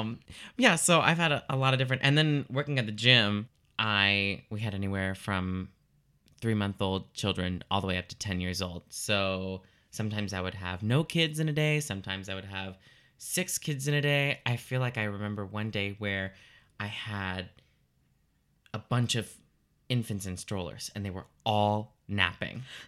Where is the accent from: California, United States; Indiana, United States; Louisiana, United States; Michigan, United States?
Louisiana, United States; Lafayette; I'm originally from Lafayette, Louisiana